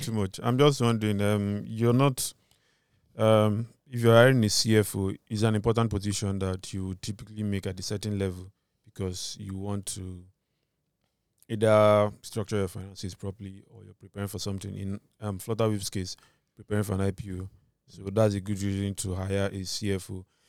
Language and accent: English; Nigeria; my identity as a Nigerian